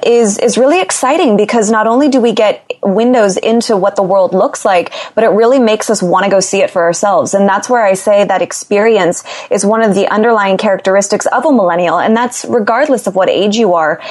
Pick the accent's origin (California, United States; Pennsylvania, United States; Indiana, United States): California, United States; Los Angeles; I'm from Los Angeles, born and raised